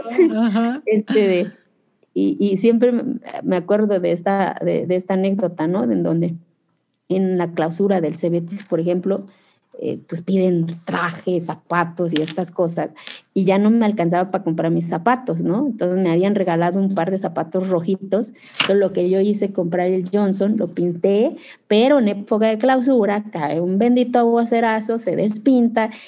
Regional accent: Zapotec village, Oaxaca, Mexico; en mi pueblo hace frío

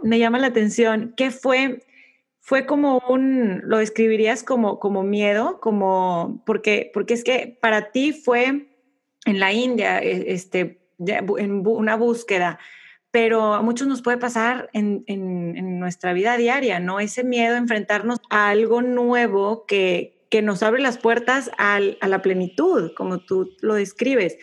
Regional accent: Monterrey, Nuevo León, Mexico; yo de Monterrey, México. Mis papás de Ciudad de México, fíjate, mucho más abiertos, pero yo como, como buena montana católica, creces

